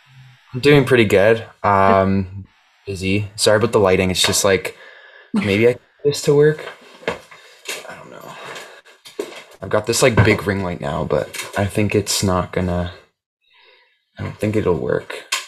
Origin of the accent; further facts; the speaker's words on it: Toronto, Ontario, Canada; I guess I'm a musician from Toronto, Ontario.